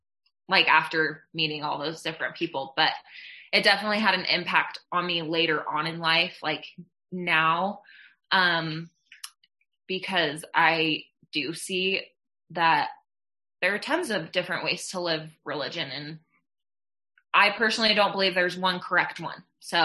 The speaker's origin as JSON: {"language": "English", "region": "Utah", "country": "United States", "tie": "born or raised there", "also_born_or_lived": "Netherlands", "said": "I grew up in Utah for a little bit and then we moved around quite a bit. And, I ended up graduating high school in the Netherlands."}